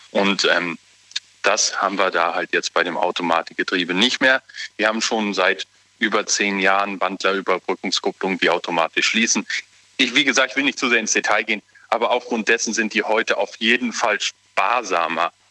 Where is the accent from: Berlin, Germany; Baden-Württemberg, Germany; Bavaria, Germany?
Baden-Württemberg, Germany; Schwetzingen; wir kommen hier aus Schwetzingen, die Ecke.